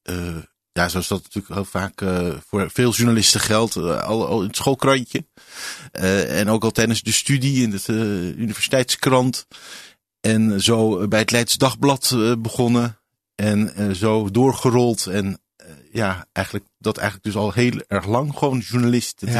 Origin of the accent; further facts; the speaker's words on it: Netherlands; also born or lived in Paris, France; Ik ben geboren als Fransman, inderdaad, in Parijs.